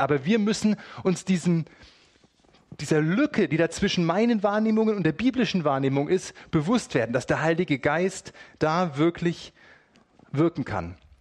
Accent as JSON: {"language": "German", "country": "Germany", "said": "bei uns in Deutschland"}